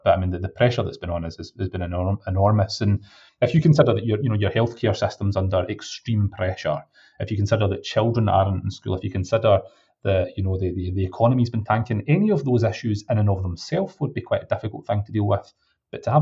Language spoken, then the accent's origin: English; Scotland, United Kingdom; being a Scottish MP at the best of times is challenging. I've got a 750-mile round trip every single week